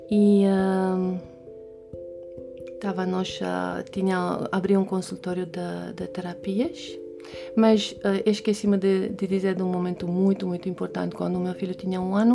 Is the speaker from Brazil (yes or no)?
no; Romania; Portuguese is a second language; now in Portugal; Então, sim, nasci na Romênia, uh, estudei lá, foi uma das melhores alunas de matemática física